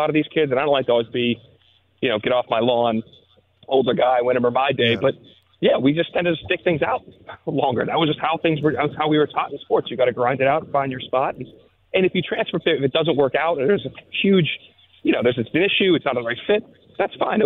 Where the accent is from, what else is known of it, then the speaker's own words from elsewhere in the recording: Pittsburgh, Pennsylvania, United States; I grew up in Pittsburgh